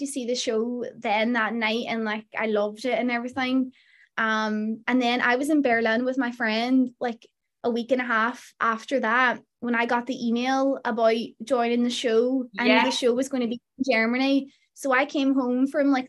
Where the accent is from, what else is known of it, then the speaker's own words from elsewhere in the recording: Derry, Northern Ireland, United Kingdom; my hometown in Derry